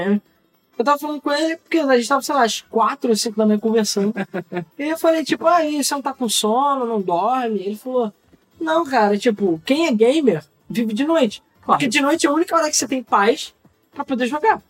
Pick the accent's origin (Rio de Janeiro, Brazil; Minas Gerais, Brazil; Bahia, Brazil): Rio de Janeiro, Brazil; sou do Rio